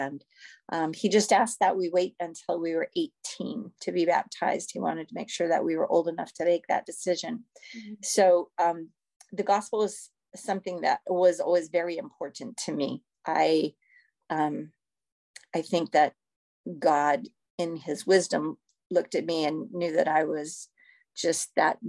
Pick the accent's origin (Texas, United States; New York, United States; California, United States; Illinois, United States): California, United States; born there; also born or lived in Missouri / Idaho / Florida / Taipei; I was born in California, and we lived in Missouri, and we lived in Idaho, and we lived in Florida, and we lived in Taipei, Taiwan.